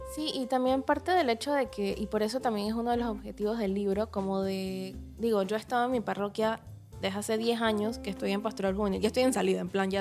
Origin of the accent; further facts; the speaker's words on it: Panama; soy escritora panameña